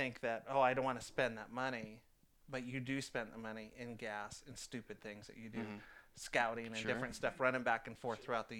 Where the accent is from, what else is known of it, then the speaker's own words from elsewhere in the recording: San Francisco Bay Area, California, United States; moved away as an adult; now in Oregon, United States; I grew up in San Francisco Bay Area.